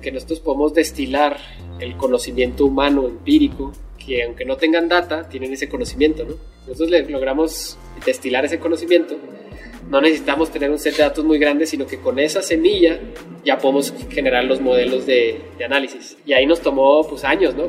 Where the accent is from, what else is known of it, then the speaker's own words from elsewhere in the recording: Mexico; como buenos mexicanos